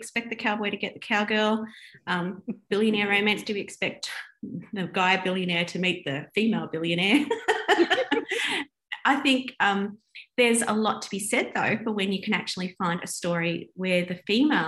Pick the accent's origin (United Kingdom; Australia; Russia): Australia; I'm an Australian